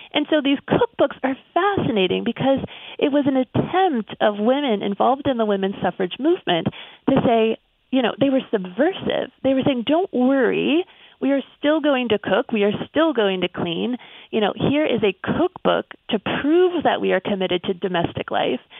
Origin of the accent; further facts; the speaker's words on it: Pittsburgh, Pennsylvania, United States; my hometown of Pittsburgh